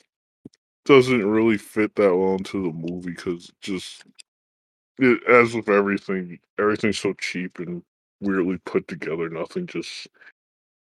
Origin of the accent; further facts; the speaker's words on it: United States; I'm an American, I'm not Japanese